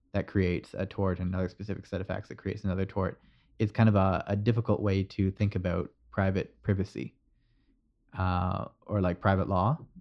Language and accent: English; Canada; this is the problem with being Canadian. You're halfway between the American and the U K pronunciations.